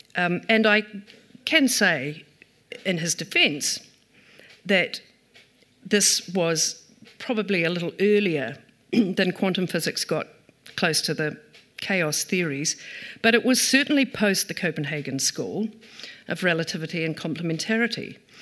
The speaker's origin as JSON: {"language": "English", "town": "Taupiri", "region": "Waikato", "country": "New Zealand", "tie": "born or raised there", "also_born_or_lived": "Ngaruawahia", "said": "I grew up in Taupere"}